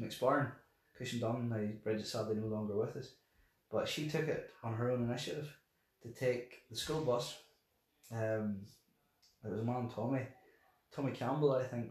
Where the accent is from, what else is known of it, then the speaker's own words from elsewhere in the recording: Ballyvoy, Northern Ireland, United Kingdom; I'm originally from Balavoyes, up in the mountains there, grew up there